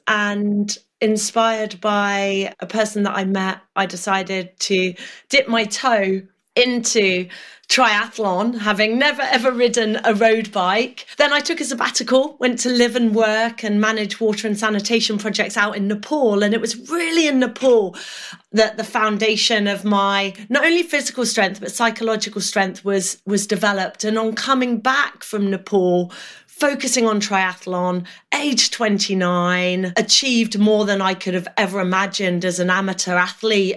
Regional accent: Norfolk, East of England, United Kingdom; I grew up in Norfolk

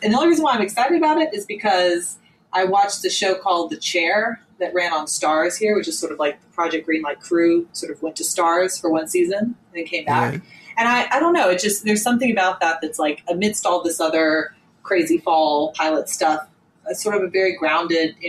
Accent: Georgia, United States; my home state

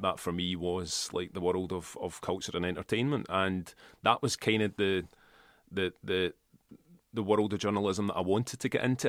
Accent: Kilmacolm, Scotland, United Kingdom; also born or lived in Port Glasgow / Glasgow; I grew up in Kilmacombe, right? And my parents come from Port Glasgow

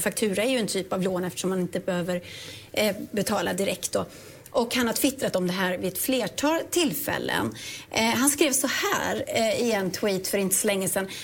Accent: Dalstorp, Västra Götaland, Sweden; litet ställe utanför Ulricehamn som heter Dalstorp

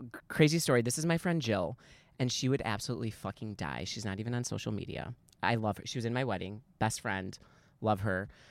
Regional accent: Chicago, Illinois, United States; now in Arizona, United States; I'm originally from Chicago, so I'm not really around my people

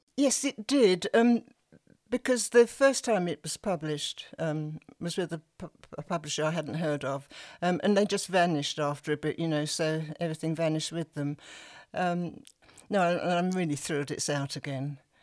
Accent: Sussex, South East England, United Kingdom; accent: Sussex; also born or lived in South London; my Sussex voice

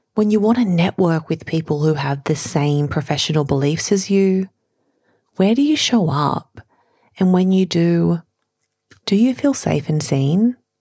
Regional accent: Sydney, New South Wales, Australia; I grew up in Sydney's western suburbs with enough, but not a lot

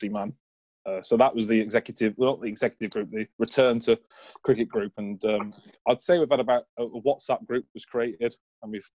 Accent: Ludlow, West Midlands, United Kingdom; I was brought up in Ludlow.

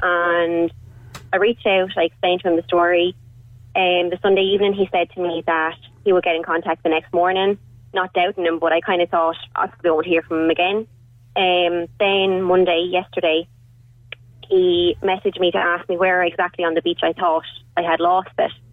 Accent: Wexford, Leinster, Ireland; I'm from Wexford myself

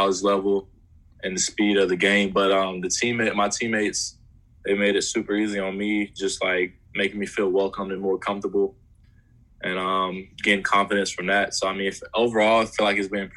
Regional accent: Pinson, Alabama, United States; also born or lived in Mountain Brook, Alabama; I started out at Pinson. That was my hometown, where I grew up at.

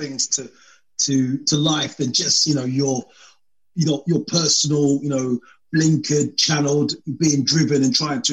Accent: London, United Kingdom; being a Londoner myself

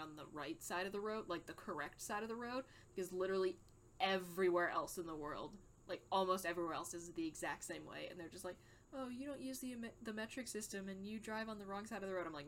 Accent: United States; I'm an American, so I do not know the metric system

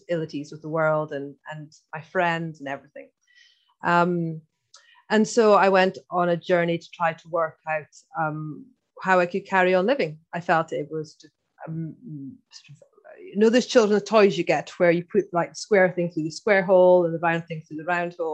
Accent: Scotland, United Kingdom; accent: Irish; so first of all, I'm Scottish, but I know I've got a bit of an Irish accent.

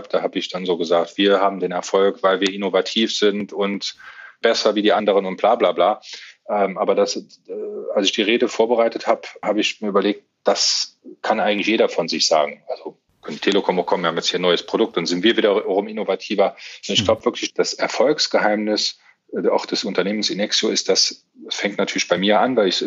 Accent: Saarland, Germany; Das ist meine Heimat, da fühle ich mich sehr, sehr wohl

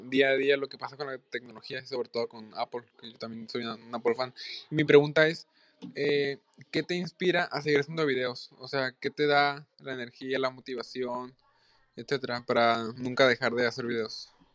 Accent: Ensenada, Baja California, Mexico; soy de Ensenada, Baja California

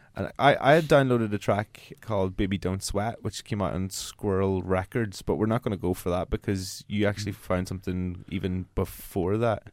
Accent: Ireland; I'm an Irish broadcaster

